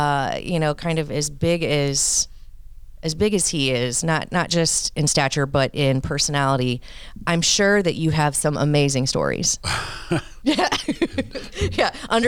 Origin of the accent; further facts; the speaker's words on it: Quincy, Illinois, United States; growing up in Quincy